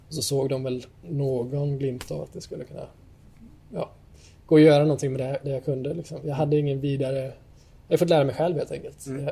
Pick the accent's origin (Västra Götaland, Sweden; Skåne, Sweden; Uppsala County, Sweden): Västra Götaland, Sweden; Gothenburg; also born or lived in Vårkumla / Stockholm; now in Jönköping, Sweden; Jag är född och uppvuxen här i Sverige, i Göteborg